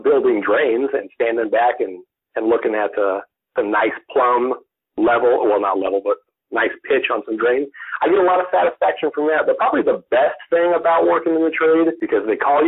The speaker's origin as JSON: {"language": "English", "region": "Oklahoma", "country": "United States", "tie": "born or raised there", "said": "I grew up in Oklahoma, and I lived on the farm/ranch"}